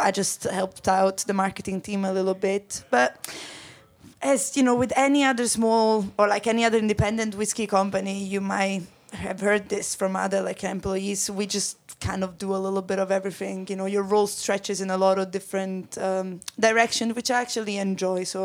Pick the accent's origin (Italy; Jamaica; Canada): Italy; accent: Italian; English is a second language; moved away as an adult; now in Glasgow, United Kingdom; I don't know if you can tell from my name or from my accent, but I am Italian